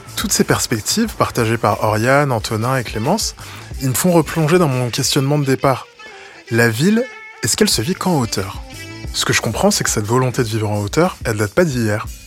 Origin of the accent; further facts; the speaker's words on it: France; chez nous, en France, en Europe